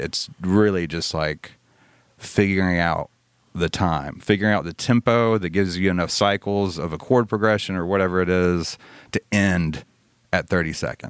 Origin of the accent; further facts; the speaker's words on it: Birmingham, Alabama, United States; I grew up in Birmingham.